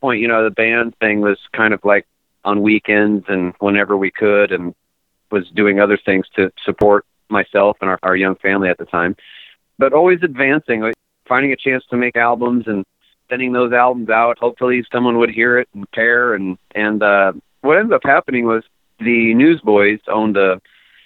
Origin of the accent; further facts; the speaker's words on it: Connecticut, United States; born and raised in Connecticut